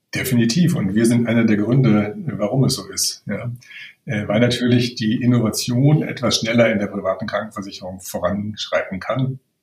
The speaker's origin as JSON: {"language": "German", "country": "Germany", "said": "als Deutscher"}